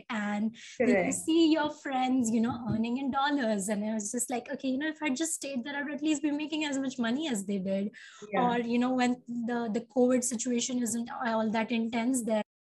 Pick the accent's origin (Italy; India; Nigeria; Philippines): India; moved away as an adult; also born or lived in United States; And then I came back to India and I'm in my hometown right now.